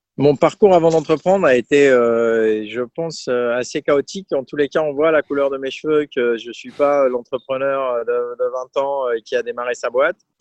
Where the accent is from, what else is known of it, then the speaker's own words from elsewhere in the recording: Aix-en-Provence, Provence-Alpes-Côte d'Azur, France; moved away as an adult; also born or lived in Brest / Poland / Italy / Burgundy; je suis originaire d'Aix-en-Provence